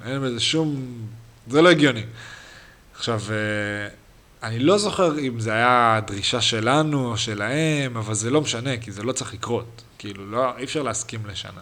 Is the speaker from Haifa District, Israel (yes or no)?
yes; Haifa, Haifa District, Israel; moved away; אנחנו גדלנו בתור ילדים, על מגילאי שתים עשרה שלנו, פחות או יותר, עד שמונה עשרה, הפועל חיפה בוגרים בכלל לא היה